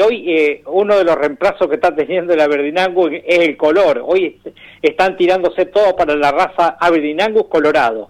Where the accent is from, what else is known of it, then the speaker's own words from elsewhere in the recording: Macachín, La Pampa, Argentina; nuestro pueblo, que aún sigue siendo pequeño, pero ya tiende a ser ciudad, ¿no? Macachín está muy lindo en este momento.